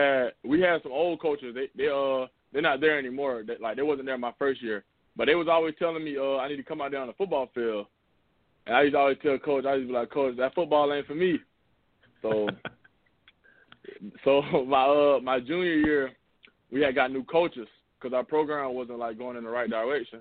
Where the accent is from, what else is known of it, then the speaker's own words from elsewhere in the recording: South Carolina, United States; also born or lived in Marion, South Carolina; my home state